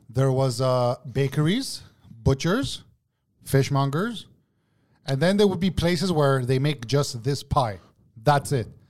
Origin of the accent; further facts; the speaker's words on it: Montreal, Quebec, Canada; I grew up in Parque, Greek.